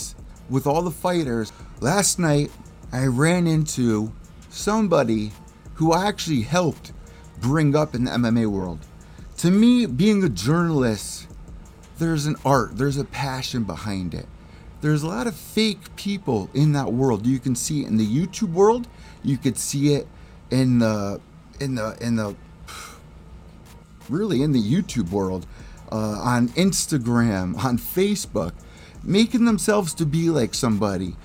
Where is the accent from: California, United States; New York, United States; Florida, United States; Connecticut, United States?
Connecticut, United States; New Haven; my hometown of New Haven, Connecticut.